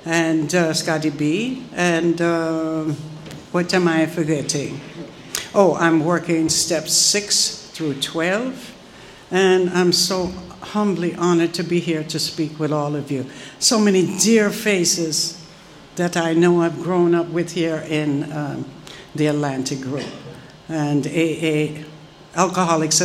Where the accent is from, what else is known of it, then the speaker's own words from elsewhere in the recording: Jamaica; I'm Jamaican